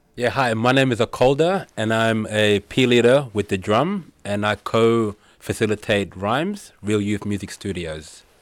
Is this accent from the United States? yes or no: no; Fitzroy, Victoria, Australia; coming from a background or growing up in Fitzroy